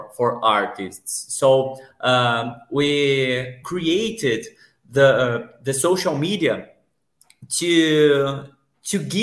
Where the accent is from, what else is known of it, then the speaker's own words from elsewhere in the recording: Brazil; I'm from Brazil